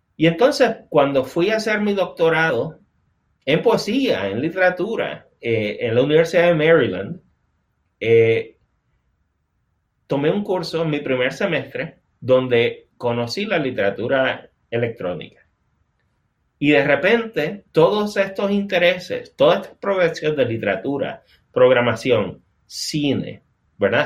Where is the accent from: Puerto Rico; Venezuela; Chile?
Puerto Rico; moved away as an adult; now in North Carolina, United States; está basado en las vivencias de yo criarme en Puerto Rico y, y vivir toda mi vida adulta en Puerto Rico. O sea, yo me mudé aquí a Carolina del Norte hace casi dos años.